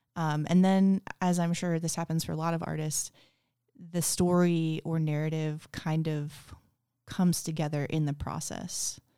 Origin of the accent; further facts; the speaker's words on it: Kansas, United States; also born or lived in Florida / Portland, Oregon / New York; now in Spokane, United States; I'm from all over. I grew up a lot in Kansas, but also in Florida. I've lived in like 9 different places, states.